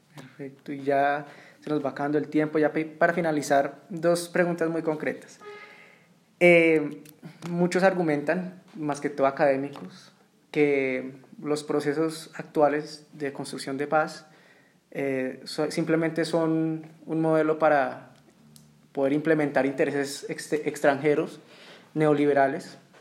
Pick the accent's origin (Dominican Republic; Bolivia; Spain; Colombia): Colombia; yo también soy colombiano